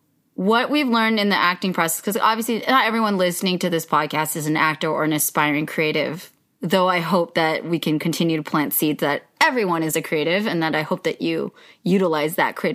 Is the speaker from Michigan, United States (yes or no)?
no; Yolo, California, United States; born or raised there